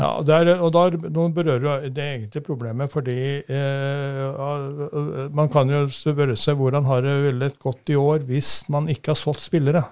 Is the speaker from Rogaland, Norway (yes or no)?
no; Brekken, Trøndelag, Norway; moved away as an adult; also born or lived in Romerike; now in Oslo, Norway; i tredje divisjon i Brekken, der jeg kommer fra